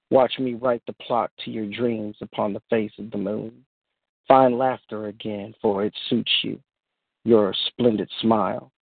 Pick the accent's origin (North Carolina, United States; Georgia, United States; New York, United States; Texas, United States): Texas, United States; Houston; Um, I'm from Houston, Texas